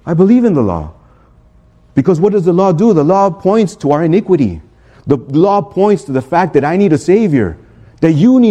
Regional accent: Chicago, Illinois, United States; now in Miami, United States; I'm from Chicago

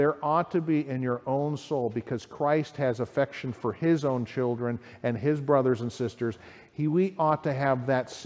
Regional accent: United States; I'm the American.

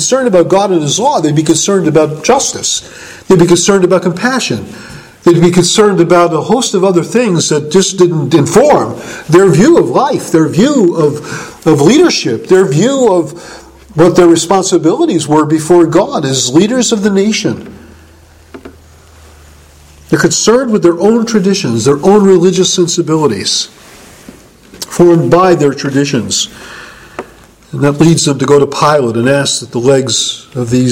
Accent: United States; I'm an American, and I didn't have a Jewish identity

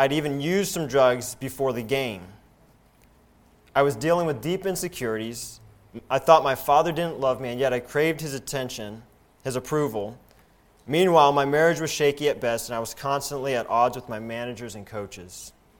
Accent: Michigan, United States; Looking to rebound, I returned to my home state of Michigan, where I took cosmetology lessons and opened my own hair salon.

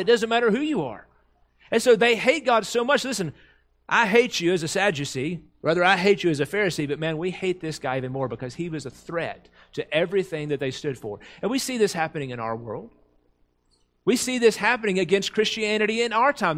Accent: United States; Americans, as, as English speakers, we have one word for love

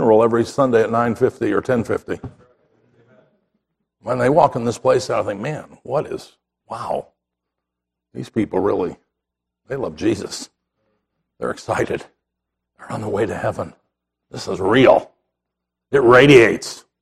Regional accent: Chicago, Illinois, United States; moved away; I grew up in Chicago

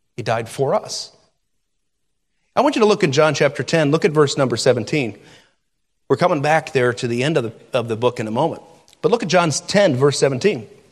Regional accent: United States; as American citizens

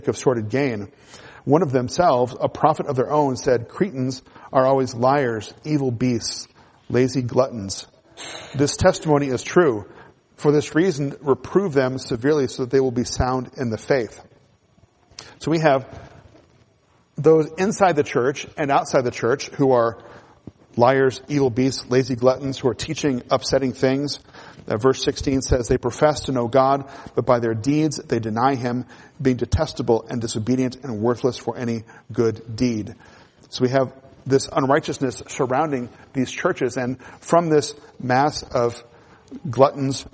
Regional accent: United States; as Americans

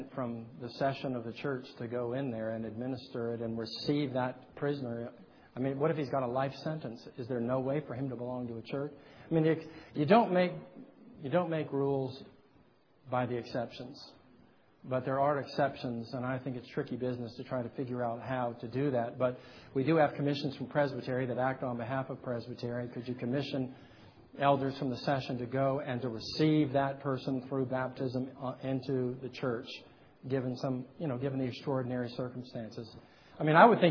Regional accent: California, United States; I'm a Californian

